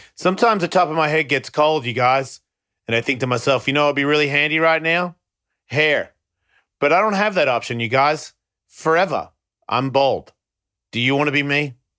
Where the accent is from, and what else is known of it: Australia; born or raised there; now in United States